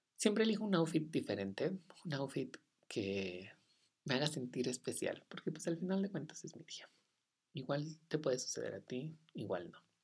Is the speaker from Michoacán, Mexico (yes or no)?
no; Sonora, Mexico; en Sonora, de donde yo soy